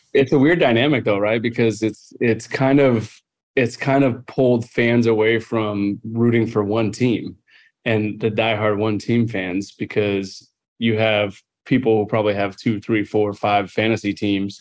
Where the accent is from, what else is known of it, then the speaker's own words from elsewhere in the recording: Southern California, United States; growing up in Southern California